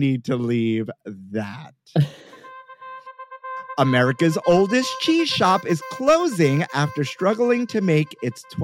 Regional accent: New York City, New York, United States; I grew up here in New York City, born and raised

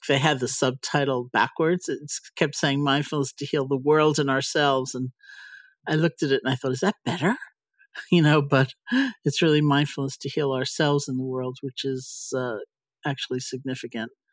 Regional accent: New York, United States; I'm a New Yorker

